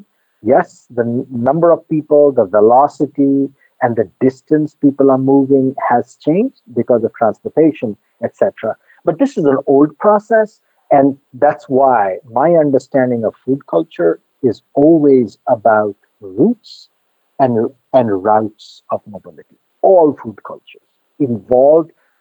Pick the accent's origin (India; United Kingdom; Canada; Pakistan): India; Eastern India, West Bengal; now in New York, United States; I come from Eastern India, Bengalis. We think we are the only people in the world who define potatoes as a vegetable.